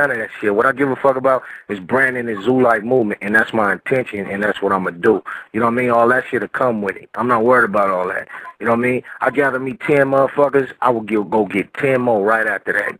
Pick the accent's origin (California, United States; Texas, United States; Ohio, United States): California, United States; Inland Empire; I'm from I.E.